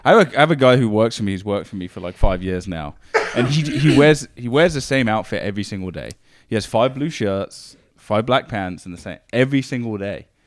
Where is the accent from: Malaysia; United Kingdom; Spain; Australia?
United Kingdom; Northampton, East Midlands; moved away as an adult; now in Canada; I grew up in a hometown called Northampton in England